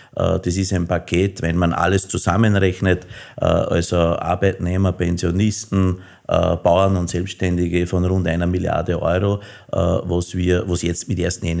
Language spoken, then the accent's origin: German; Innviertel, Upper Austria, Austria; Und nachdem ich aus dem Innviertel komme